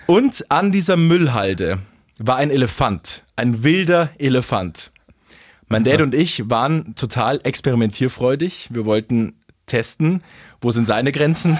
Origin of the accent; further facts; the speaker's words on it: Bavaria, Germany; hier bei uns in Bayern